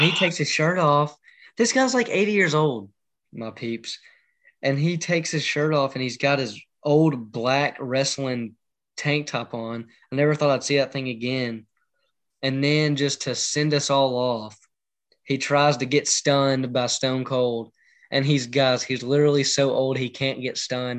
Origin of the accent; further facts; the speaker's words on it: Memphis, Tennessee, United States; I'm from the Memphis area